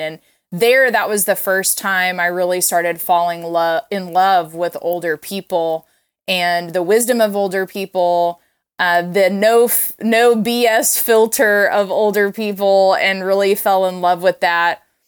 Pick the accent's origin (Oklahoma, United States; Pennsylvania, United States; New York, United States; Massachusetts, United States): Oklahoma, United States; Tulsa; moved away as an adult; also born or lived in Los Angeles, California; I grew up in Tulsa, Oklahoma, but I had moved out to California